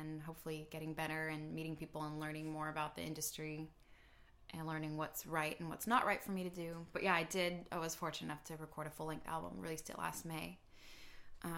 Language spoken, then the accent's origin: English; United States; I'm a singer from America